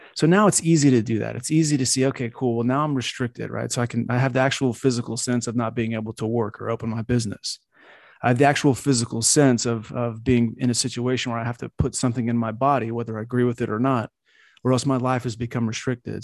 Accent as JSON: {"language": "English", "country": "United States", "tie": "born or raised there", "said": "I grew up in America. I'm a diehard American"}